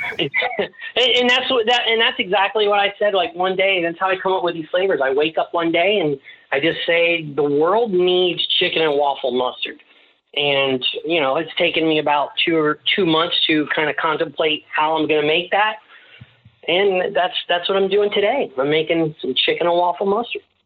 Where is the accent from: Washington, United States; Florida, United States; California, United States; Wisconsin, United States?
Florida, United States; Tampa; I'm from Ybor City, so I'm also Sicilian